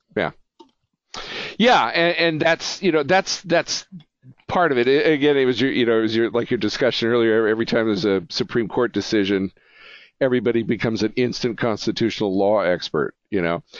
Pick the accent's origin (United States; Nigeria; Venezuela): United States; as an American